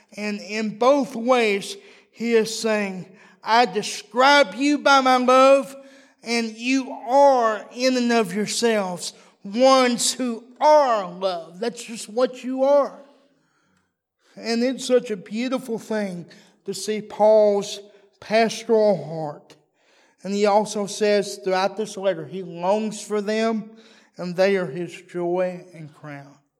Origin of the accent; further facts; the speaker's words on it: Texas, United States; I'm a Texan